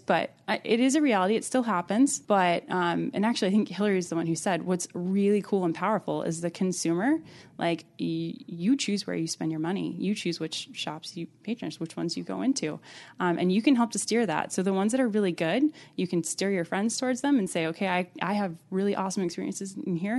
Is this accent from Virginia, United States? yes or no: yes; Alexandria, Virginia, United States; I'm originally from Virginia, and I was raised in Alexandria, right outside of D C.